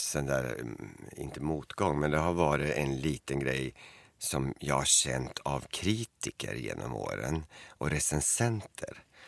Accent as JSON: {"language": "Swedish", "town": "Eskilstuna", "region": "Södermanland", "country": "Sweden", "tie": "born or raised there", "said": "hemma i Eskilstuna."}